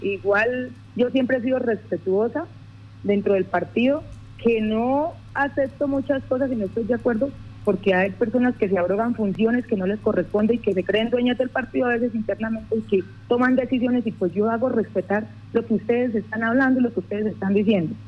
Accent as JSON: {"language": "Spanish", "area": "Llanos", "region": "Casanare", "country": "Colombia", "said": "me paré como una llanera"}